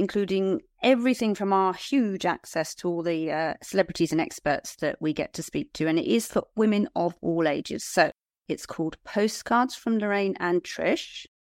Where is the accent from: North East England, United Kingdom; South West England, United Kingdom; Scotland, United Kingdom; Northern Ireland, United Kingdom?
South West England, United Kingdom; Liskeard; my hometown of Lisgard.